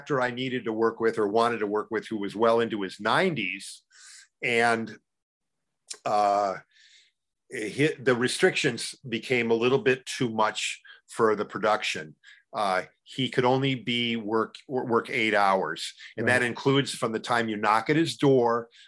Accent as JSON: {"language": "English", "town": "Wausau", "region": "Wisconsin", "country": "United States", "tie": "born or raised there", "said": "when I was growing up in Wausau, Wisconsin"}